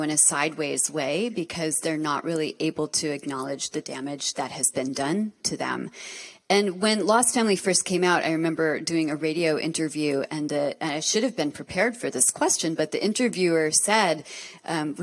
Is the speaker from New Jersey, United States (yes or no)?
yes; Montclair, New Jersey, United States; I grew up in Montclair, New Jersey, which is like very flossy.